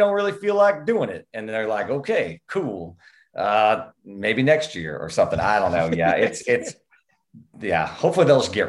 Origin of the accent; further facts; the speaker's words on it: Oklahoma, United States; I am from Oklahoma